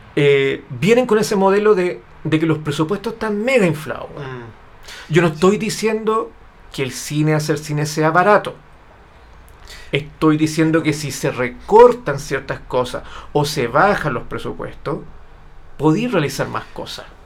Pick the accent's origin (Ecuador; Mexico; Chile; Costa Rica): Chile; yo vivo en Chile